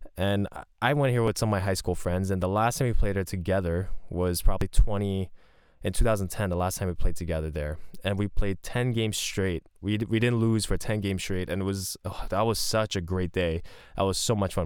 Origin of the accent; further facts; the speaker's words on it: Montreal, Quebec, Canada; I'm from Montreal